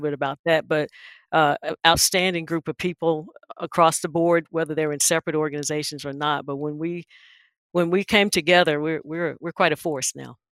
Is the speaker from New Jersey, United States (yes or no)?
no; Wilson, North Carolina, United States; I'm from Wilson